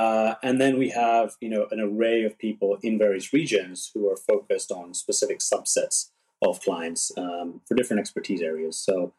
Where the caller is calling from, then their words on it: San Francisco, California, United States; I'm dialing in from San Francisco, which is where I'm based.